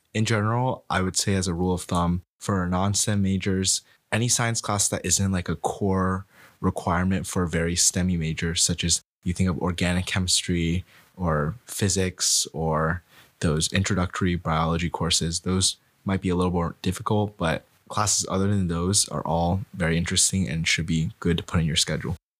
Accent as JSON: {"language": "English", "town": "Cincinnati", "region": "Ohio", "country": "United States", "moved": "yes", "said": "I'm also a sophomore from Cincinnati, Ohio"}